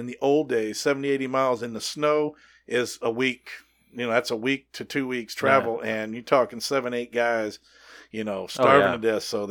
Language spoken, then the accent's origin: English; Lake City, Colorado, United States; also born or lived in Houston / Gunnison; Colorado is near and dear to my heart. I grew up here. I was born here in Houston, but I was raised up there.